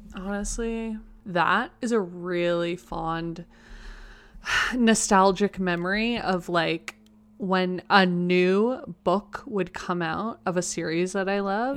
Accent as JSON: {"language": "English", "town": "Toronto", "region": "Ontario", "country": "Canada", "tie": "born or raised there", "said": "I grew up in Toronto, but my school is nothing like this"}